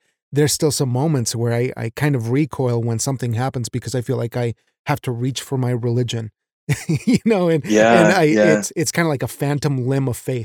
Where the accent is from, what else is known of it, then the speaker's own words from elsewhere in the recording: Mexico; moved away; I was raised in Mexico